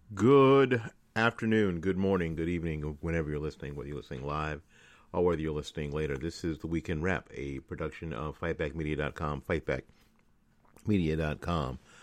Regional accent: Tennessee, United States; I'm from Tennessee

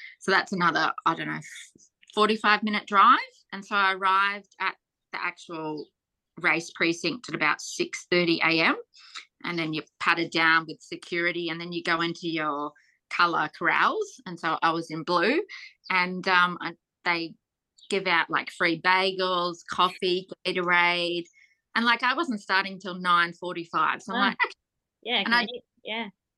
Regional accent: Australia

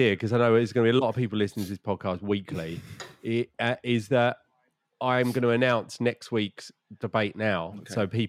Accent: England, United Kingdom; as an English school

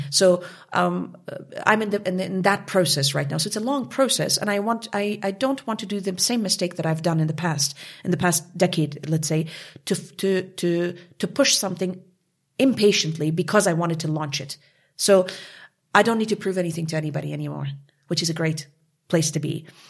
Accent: Montreal, Quebec, Canada; moved away as an adult; also born or lived in Kabul, Afghanistan; now in Munich, Germany; I came from from Canada, from Montreal, La Belle Ville de Montréal. I grew up there

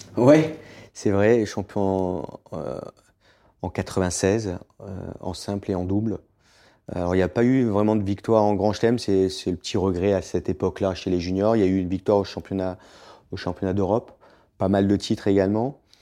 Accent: Southern Alps, Provence-Alpes-Côte d'Azur, France; also born or lived in Boulouris / Florida; j'ai grandi dans les Alpes du Sud

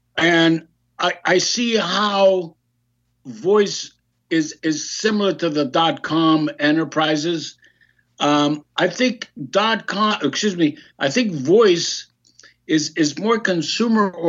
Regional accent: Greece; now in United States; I'm a Greek American, I was born in Greece

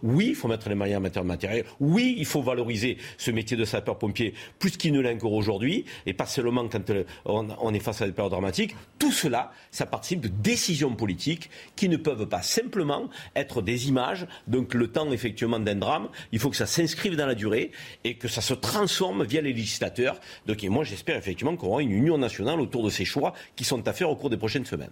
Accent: France; en tant que Français

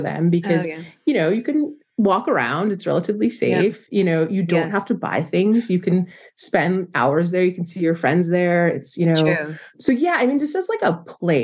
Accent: New Jersey, United States; I grew up in New Jersey

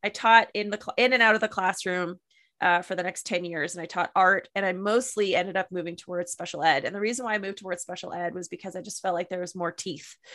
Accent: Ottawa Valley, Ontario, Canada; moved away as an adult; also born or lived in Kingston, Ontario; now in Okanagan, Canada; I was born and raised in the Ottawa Valley in Ontario

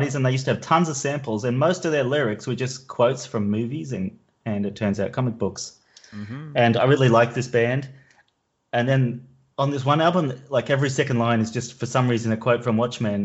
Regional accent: Logan, Queensland, Australia; moved away as an adult; also born or lived in Brisbane, Australia; now in Amsterdam, Netherlands; I'm from Brisbane originally, but I actually live in Amsterdam. I moved to Amsterdam about 10 years ago.

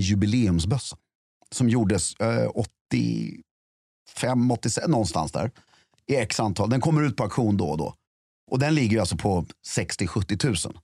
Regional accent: Sweden; som svensk

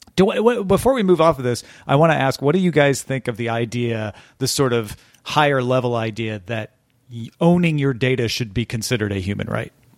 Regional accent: Greenville, Illinois, United States; moved away; also born or lived in Chesterfield, Missouri; I'll be in Greenville, Illinois, my hometown

